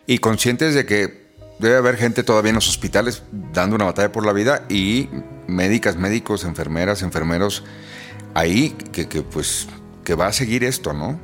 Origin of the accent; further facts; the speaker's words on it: Mexico; así somos los mexicanos